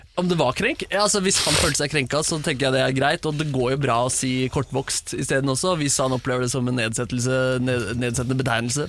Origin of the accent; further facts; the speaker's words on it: Oslo, Norway; jeg er oppvokst på, på Bjørndal øst, og så flytta vi